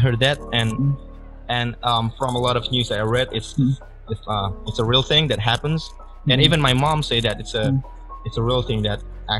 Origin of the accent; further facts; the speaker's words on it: Indonesia; accent: Indonesian; accent, strong Indonesian accent.